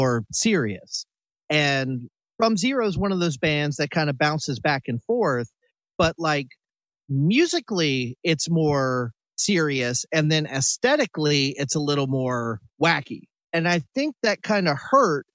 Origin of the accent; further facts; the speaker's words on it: Greensboro, North Carolina, United States; Me and Danger grew up in the same kind of area for the most part in North Carolina around Greensboro